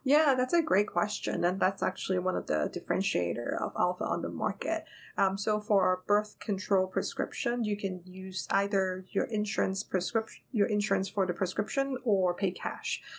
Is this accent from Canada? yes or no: no; Hong Kong; moved away as an adult; now in United States; I grew up in Hong Kong